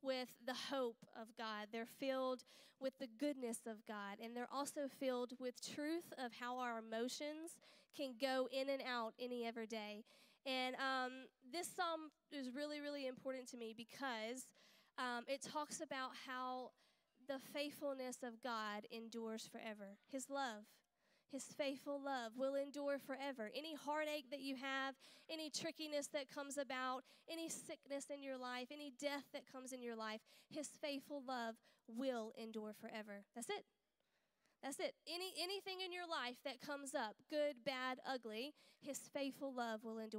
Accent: United States; now in United Kingdom; I'm not from here. I'm from America.

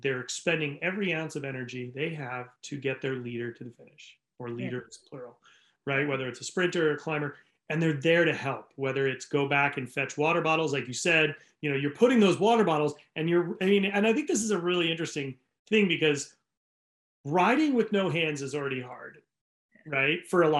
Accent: New England, United States; now in California, United States; I live in California. I grew up in New England, so I know what snow is.

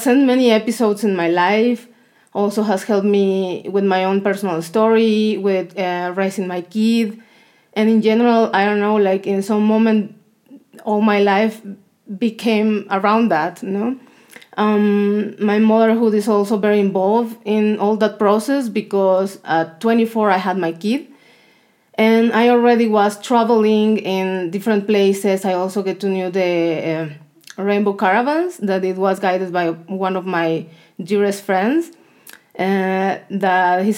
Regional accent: southern Mexico, Mexico; English is a second language; moved away; I'm from Mexico, from the south of Mexico.

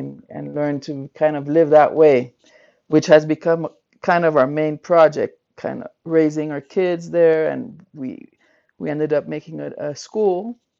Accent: Belgium; moved away as an adult; now in Colombia; I'm from Belgium originally, and I've been in Colombia for 24 years.

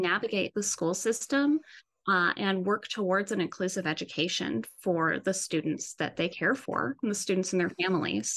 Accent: Jersey City, New Jersey, United States; I am actually a part of a community chorus here in my hometown of Jersey City

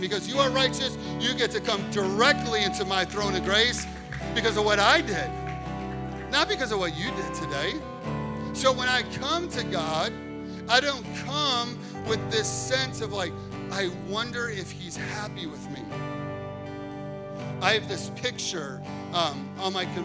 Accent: Chicago, Illinois, United States; I grew up in Chicago.

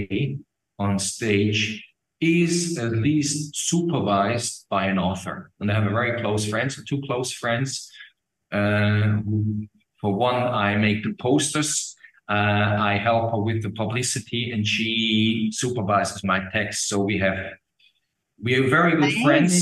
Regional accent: Switzerland; accent: Swiss; first language Swiss German; English is a second language; now in Germany; I'm from Switzerland. I live in Germany

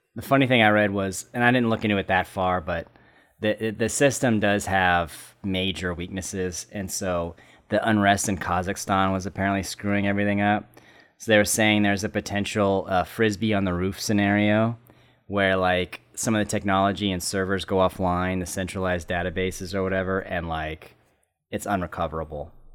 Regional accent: San Diego, California, United States; moved away as an adult; also born or lived in Orange County, California; I grew up in San Diego and Orange County, and I came up here specifically because it was too fucking hot

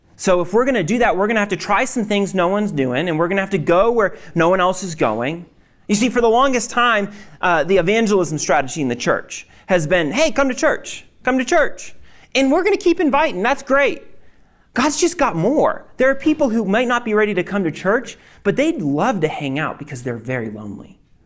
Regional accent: Maine, United States; I'm from Maine

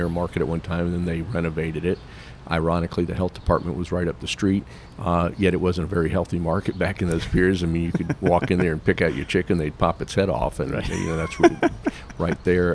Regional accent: Atlanta, Georgia, United States; also born or lived in New York; I was born in New York, but I was raised in Atlanta. I'm really more of an Atlantan than a Georgian. I've been here since 1960

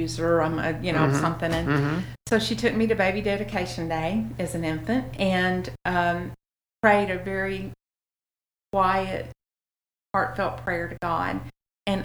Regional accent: Memphis, Tennessee, United States; Born in Memphis

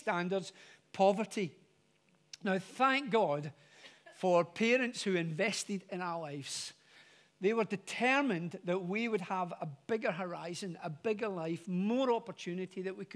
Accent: Glasgow, Scotland, United Kingdom; moved away; I am originally from Glasgow. And from Glasgow, narrowing it down even more, from a place called the Gorbals.

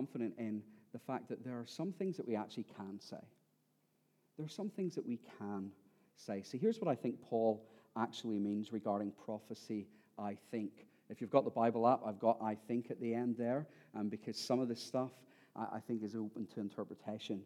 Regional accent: Ireland; I am Irish and that next year I will be 40

